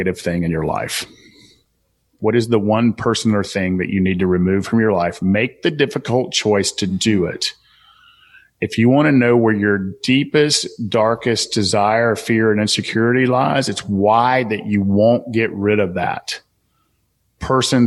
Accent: Southern, United States; accent: Southern; my Southern accent

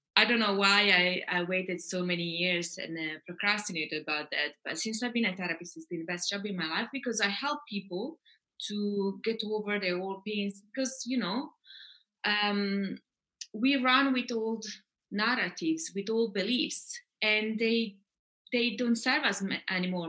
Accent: Italy; moved away as an adult; also born or lived in England / Austria / France / Uganda; I'm half Italian, half Scandinavian, but I grew up a bit in England and uh, Austria. Then I moved to Italy, where I grew up most of my life.

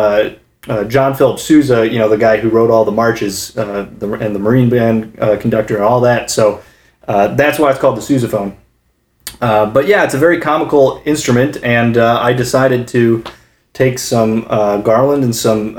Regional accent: Kalamazoo, Michigan, United States; moved away; back home in my hometown of Kalamazoo, Michigan

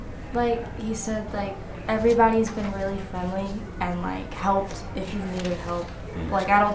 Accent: Pike Road, Alabama, United States; I'm from Pike Road, Alabama.

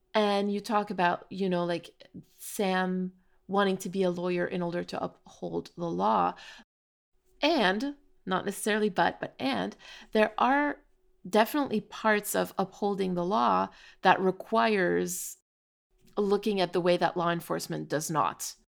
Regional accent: Canada; we're from Canada

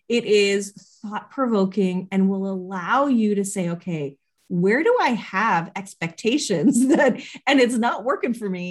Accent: Canada; being Canadian

